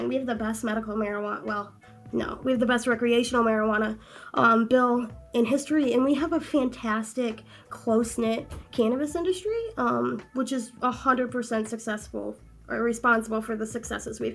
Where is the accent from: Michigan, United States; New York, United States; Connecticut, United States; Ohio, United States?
Michigan, United States; Benton Harbor; I grew up in Benton Harbor